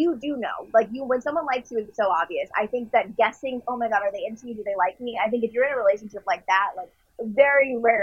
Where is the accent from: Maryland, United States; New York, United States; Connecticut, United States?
Connecticut, United States; Westport; now in Los Angeles, United States; there's a sushi place in my hometown of Connecticut